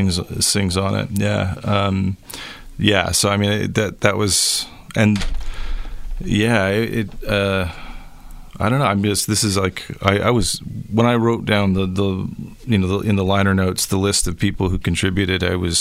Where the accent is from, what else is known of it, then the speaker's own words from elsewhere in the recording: London, Ontario, Canada; now in Guelph, Canada; I grew up in London, and London had a pretty incredible scene.